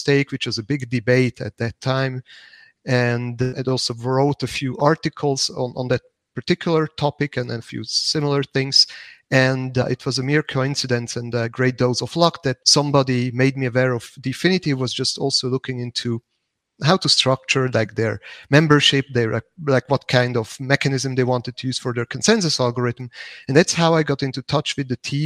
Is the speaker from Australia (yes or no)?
no; Zug, Switzerland; the canton of Zug, which is my hometown